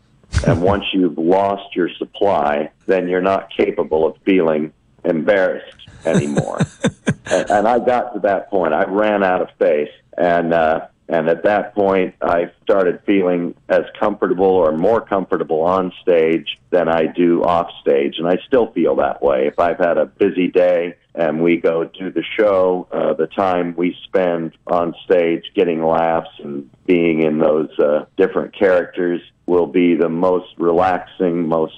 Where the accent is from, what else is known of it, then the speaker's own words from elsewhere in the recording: Des Moines, Iowa, United States; also born or lived in New York / Los Angeles / Houston; now in North Little Rock, United States; I grew up in Des Moines, Iowa